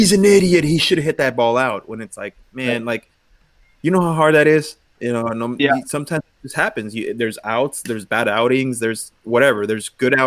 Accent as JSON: {"language": "English", "area": "Belvedere Park, Salazar Park, Evergreen Park", "region": "California", "country": "United States", "tie": "born or raised there", "said": "I grew up on Belvedere Park, Salazar Park, and Evergreen Park, playing there in high school"}